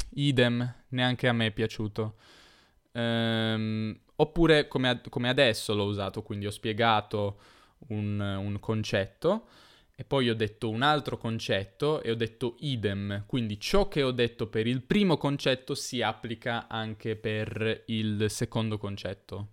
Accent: Turin, Piedmont, Italy; io sono torinese

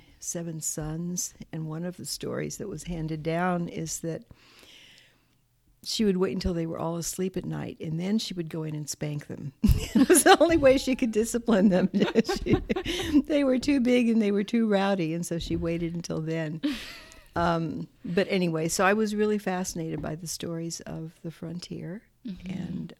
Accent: Midland, Texas, United States; moved away; I grew up in Midland, Texas

